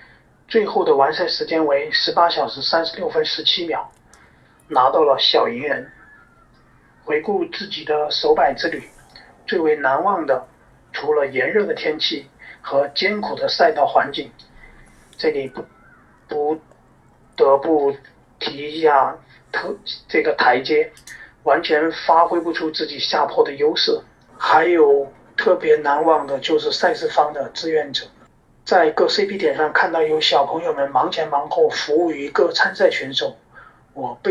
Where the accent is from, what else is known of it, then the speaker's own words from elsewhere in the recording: Shenzhen, Guangdong, China; 大家好，我是来自深圳市的 … ，一名跑步教练员，也是一名越野爱好者。